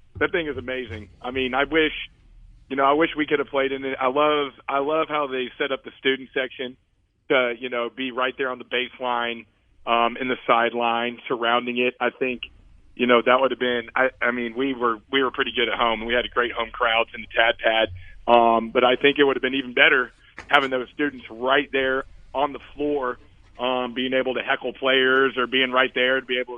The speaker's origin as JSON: {"language": "English", "town": "Dallas", "region": "Texas", "country": "United States", "moved": "yes", "said": "I'm from Dallas"}